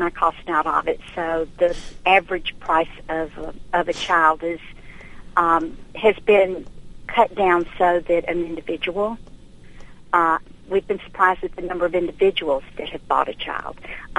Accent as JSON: {"language": "English", "town": "Duluth", "region": "Minnesota", "country": "United States", "tie": "born or raised there", "said": "I was born and raised in Duluth, and Duluth was named one of the top five most patriotic towns in America."}